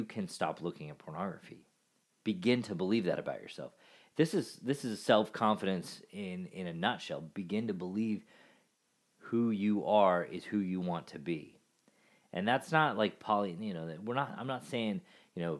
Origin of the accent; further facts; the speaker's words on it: Alaska, United States; I grew up in Alaska